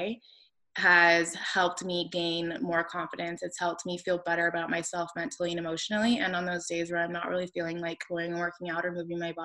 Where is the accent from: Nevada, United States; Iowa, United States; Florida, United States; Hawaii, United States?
Nevada, United States; Las Vegas; I grew up in Las Vegas, Nevada, and it's just a totally different beast there